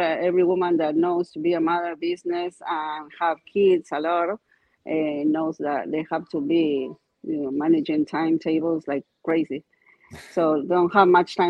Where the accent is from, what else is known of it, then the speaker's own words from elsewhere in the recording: Argentina; English is a second language; moved away as an adult; now in United States; I'm from Argentina